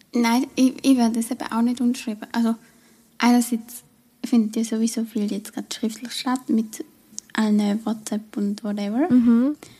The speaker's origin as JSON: {"language": "German", "country": "Switzerland", "accent": "Swiss German"}